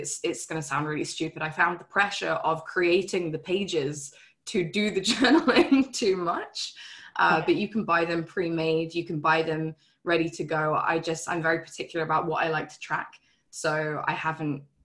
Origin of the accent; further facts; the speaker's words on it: England, United Kingdom; When I first met my husband, we were both living in England, and just under a year into our relationship, he moved to Canada and I stayed in the UK